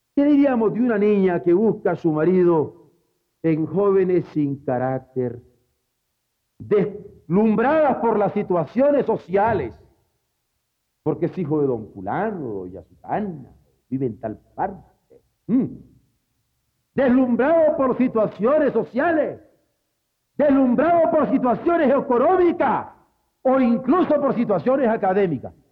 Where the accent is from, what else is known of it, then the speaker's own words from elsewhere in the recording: Mexico; como buen mexicano